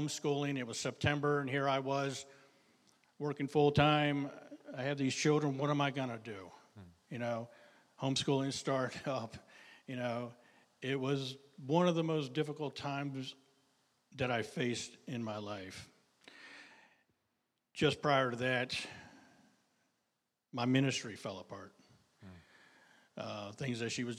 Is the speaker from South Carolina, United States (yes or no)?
no; Pennsylvania, United States; moved away as an adult; now in Maryland, United States; I was from Pennsylvania.